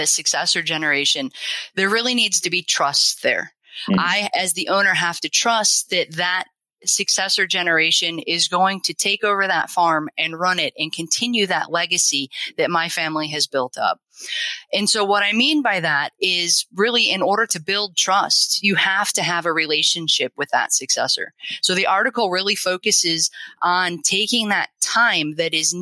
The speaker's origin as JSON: {"language": "English", "region": "Illinois", "country": "United States", "moved": "as an adult", "lives_now": "Wausau, United States", "said": "I'm originally from Illinois"}